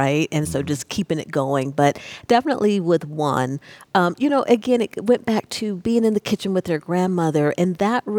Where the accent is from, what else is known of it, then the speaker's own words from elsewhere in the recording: Oakland, California, United States; I'm from Oakland